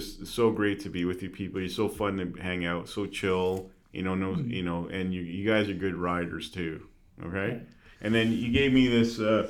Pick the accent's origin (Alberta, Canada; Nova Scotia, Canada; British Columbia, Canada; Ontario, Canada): Alberta, Canada; Calgary; I grew up here in Calgary